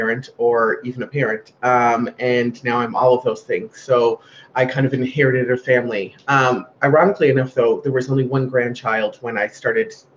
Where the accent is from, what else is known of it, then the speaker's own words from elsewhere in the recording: Glace Bay, Nova Scotia, Canada; I'm from Glace Bay.